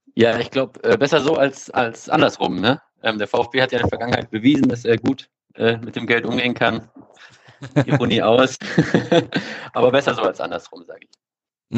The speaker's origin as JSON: {"language": "German", "town": "Stuttgart", "region": "Baden-Württemberg", "country": "Germany", "tie": "born or raised there", "moved": "as an adult", "lives_now": "Bochum, Germany", "said": "ich bin ähm, in Stuttgart aufgewachsen, im Stuttgarter Norden"}